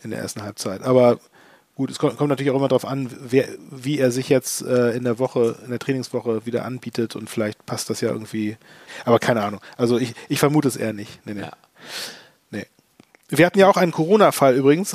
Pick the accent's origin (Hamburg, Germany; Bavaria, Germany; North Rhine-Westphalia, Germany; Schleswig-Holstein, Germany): Hamburg, Germany; beim HTB in Harburg, wo ich aufgewachsen bin